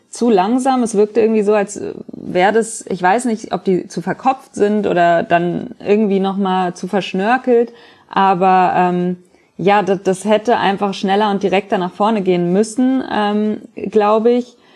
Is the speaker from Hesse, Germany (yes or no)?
yes; Frankfurt, Hesse, Germany; Ja, man spricht aus Erfahrung als Frankfurter